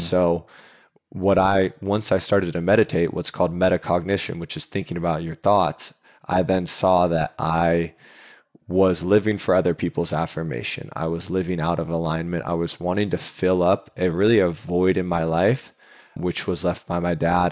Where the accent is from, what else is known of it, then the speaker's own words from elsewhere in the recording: Seattle, Washington, United States; moved away as an adult; now in San Diego, United States; I grew up in Seattle, born and raised right next to the University of Washington there